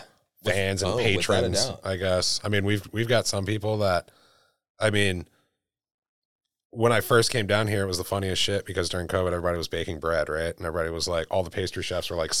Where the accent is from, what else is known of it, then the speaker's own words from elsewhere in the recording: Greensboro, North Carolina, United States; now in Charleston, United States; I'm originally from Greensboro, North Carolina. Came up in restaurants through there